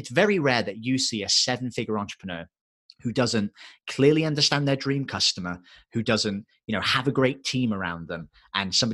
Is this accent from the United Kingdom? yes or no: yes; England, United Kingdom; accent: English; my English accent gets thicker